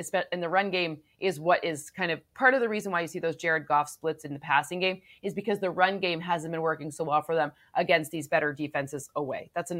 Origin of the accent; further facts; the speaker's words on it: Michigan, United States; See, I'm not from Detroit. I'm from like the other part of Michigan.